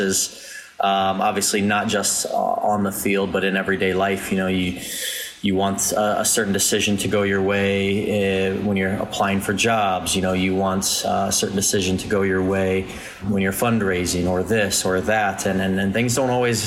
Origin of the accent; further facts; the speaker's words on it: Fort Myers, Florida, United States; I grew up in Fort Myers, Florida, not really a hotbed of soccer talent